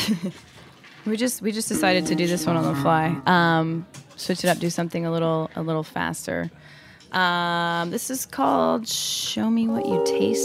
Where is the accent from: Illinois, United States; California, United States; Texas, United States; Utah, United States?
Utah, United States; Salt Lake City; also born or lived in Mexico; now in New York City, United States; I'm from Salt Lake City, Utah, originally